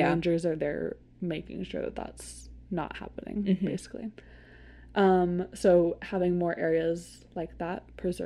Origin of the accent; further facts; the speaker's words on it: Seattle, Washington, United States; I grew up in Seattle